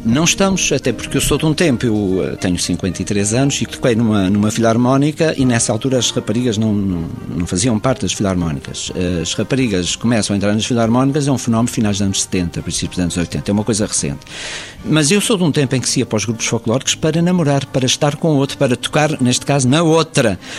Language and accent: Portuguese; Azores, Portugal; nós temos aqui nos Açores as filarmónicas